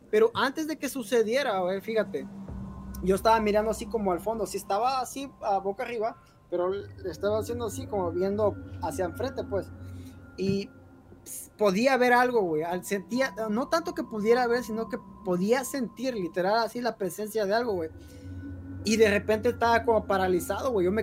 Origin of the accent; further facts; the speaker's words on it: Guerrero, Mexico; Igual a Guerrero. Es, está, todo, todo hasta el sur de, México.